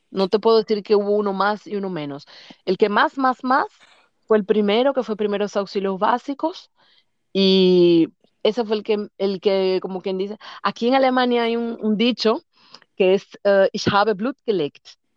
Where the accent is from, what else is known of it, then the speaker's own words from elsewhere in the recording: Santo Domingo, Distrito Nacional, Dominican Republic; moved away as an adult; now in Germany; nací en Santo Domingo en el que se llamaba antes Centro Médico Nacional